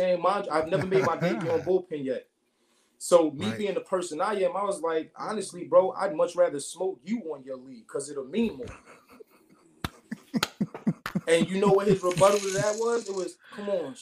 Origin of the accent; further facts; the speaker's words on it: Brooklyn, New York, United States; I'm from Brooklyn